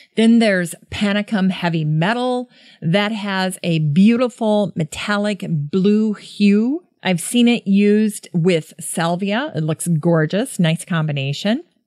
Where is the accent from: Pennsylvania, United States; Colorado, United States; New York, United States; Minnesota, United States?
Minnesota, United States; Worthington; growing up in Worthington near Sioux Falls, South Dakota